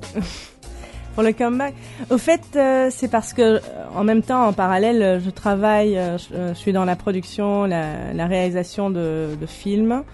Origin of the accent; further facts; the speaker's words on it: Beirut, Beirut Governorate, Lebanon; now in Belgium; Née à Beyrouth